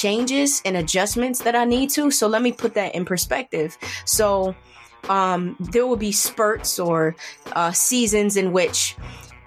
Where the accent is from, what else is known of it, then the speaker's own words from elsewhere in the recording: Buffalo, New York, United States; I'm from Buffalo, New York